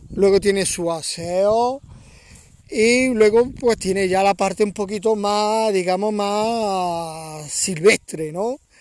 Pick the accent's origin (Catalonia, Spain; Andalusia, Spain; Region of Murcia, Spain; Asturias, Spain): Andalusia, Spain; Córdoba; now in Valle de los Pedroches, Spain; yo soy de Córdoba, Córdoba capital, aunque llevo eh, bastantes años viviendo en un pueblecito muy pequeño del Valle de los Pedroches